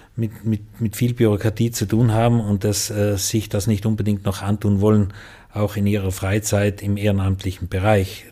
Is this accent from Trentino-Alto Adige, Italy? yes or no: yes; South Tyrol, Trentino-Alto Adige, Italy; bei uns in Südtirol